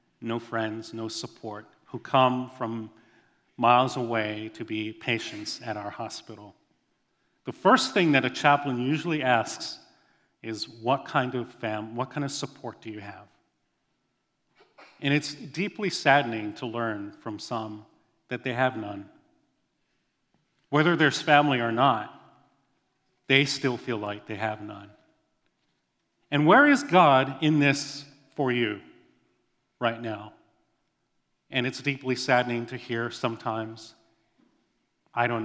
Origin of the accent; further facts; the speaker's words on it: Hawaii, United States; I grew up in Hawaii. That's my home.